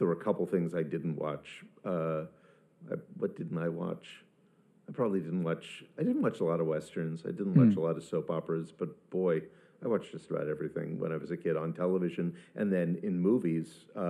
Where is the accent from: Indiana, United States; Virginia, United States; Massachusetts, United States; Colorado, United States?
Virginia, United States; Arlington; moved away as an adult; also born or lived in London; I grew up in Arlington, Virginia